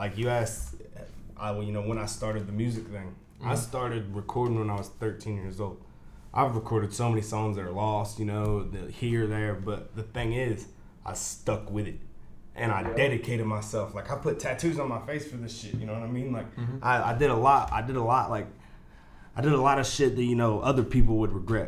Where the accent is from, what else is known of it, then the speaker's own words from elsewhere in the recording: New Castle, Indiana, United States; also born or lived in Cincinnati, Ohio; I grew up mostly in Newcastle